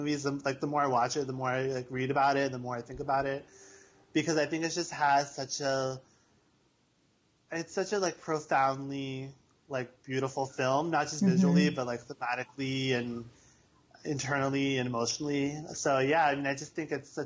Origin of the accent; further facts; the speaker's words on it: United States; I'm Indian, but I was born in America